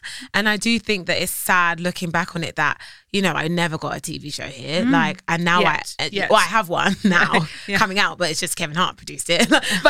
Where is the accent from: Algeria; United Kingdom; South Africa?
United Kingdom; now in United States; So when I speak and they hear my accent, they're like, oh, she's British. I am celebrated anyway for being British